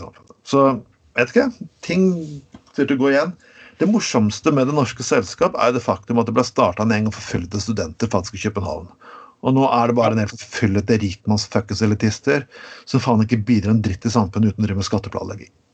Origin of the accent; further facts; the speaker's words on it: Norway; der jeg kommer fra i Grema